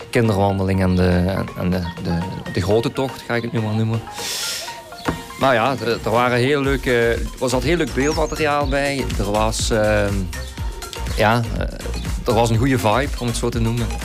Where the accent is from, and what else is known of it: Maastricht, Limburg, Netherlands